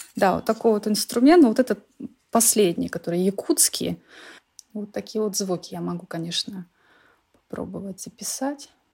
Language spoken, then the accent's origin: Russian; Shoria, Siberia, Kemerovo Oblast, Russia; moved away as an adult; now in Sweden; я представитель коренного народа. Мой народ, мы всегда жили на одной земле.